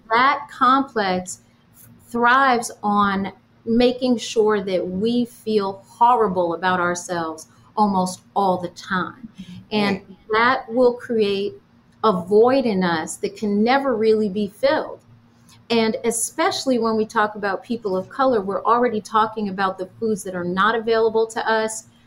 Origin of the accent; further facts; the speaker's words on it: New York, United States; growing up in New York, my parents owned a health food store.